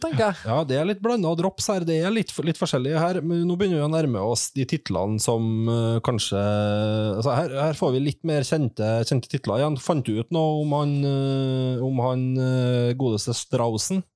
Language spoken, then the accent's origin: Norwegian; Trondheim, Trøndelag, Norway; alle de her plassene som vi vokste opp med i, i Trondheim